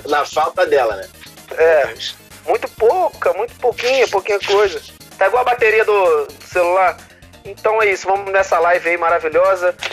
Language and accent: Portuguese; Caxias, Brazil; Eu sou Zona Sul de, de Caxias.